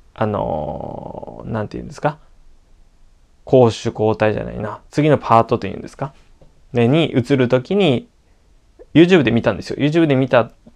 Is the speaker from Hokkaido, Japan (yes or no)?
no; Okinawa, Japan; 私沖 縄出身でもあるので